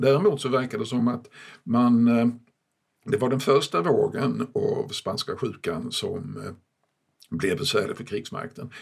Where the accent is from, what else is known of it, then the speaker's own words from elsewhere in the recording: Malmö, Skåne, Sweden; hemma i Malmö, som är min barndomsstad